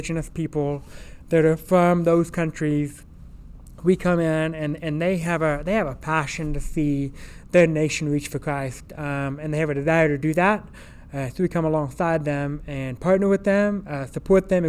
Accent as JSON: {"language": "English", "town": "Morse", "region": "Texas", "country": "United States", "tie": "born or raised there", "said": "I grew up in West Texas. I grew up about 90 miles north of here, a small town called Morse, Texas."}